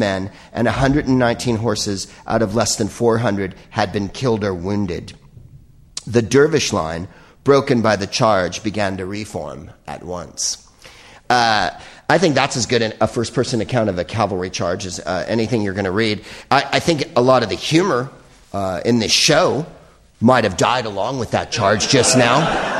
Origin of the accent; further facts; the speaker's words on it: Belgium; I'm from Belgium.